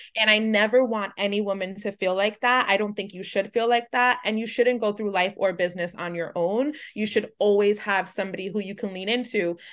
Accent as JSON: {"language": "English", "town": "New York City", "region": "New York", "country": "United States", "tie": "born or raised there", "said": "a Latina growing up in New York City"}